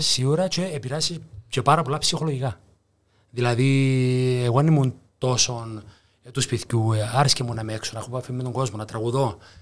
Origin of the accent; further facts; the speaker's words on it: Cyprus; also born or lived in Greece; επέστρεψα πάνω Κύπρο